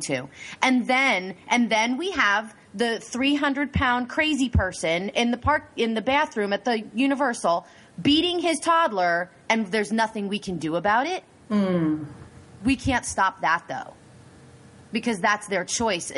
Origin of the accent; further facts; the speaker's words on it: United States; I'm a Native American. I was born in America.